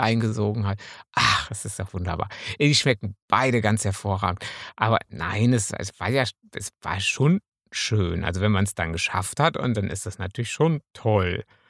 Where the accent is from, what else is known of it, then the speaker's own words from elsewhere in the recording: Münsterland, North Rhine-Westphalia, Germany; ich bin Münsterländer